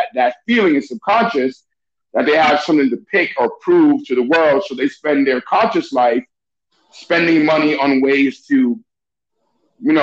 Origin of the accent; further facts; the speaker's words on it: New York City, New York, United States; also born or lived in Venezuela; I'm an immigrant. You're a first generation. You know, we grew up in New York City